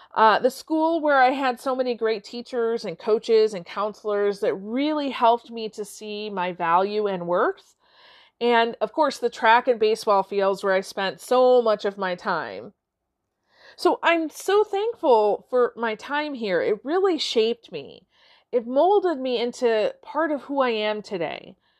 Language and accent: English; Warren, Michigan, United States; now in Midland, United States; today I'm recording from Warren, Michigan, my childhood home